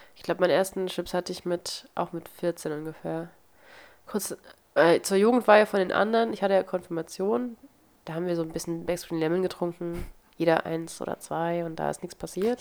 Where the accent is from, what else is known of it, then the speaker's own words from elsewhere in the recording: Wernigerode, Saxony-Anhalt, Germany; In meiner Heimatstadt gibt es, weil es die Partnerstadt ist, eine Neustadt an der Weinstraße, deswegen gibt es einmal im Jahr ein Weinfest in Wernigerode